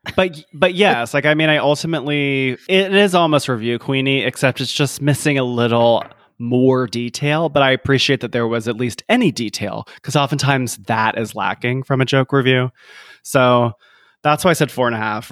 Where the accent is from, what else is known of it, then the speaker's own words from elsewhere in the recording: Columbia, South Carolina, United States; I'm from Columbia, South Carolina, and and USC, University of South Carolina, where I'm from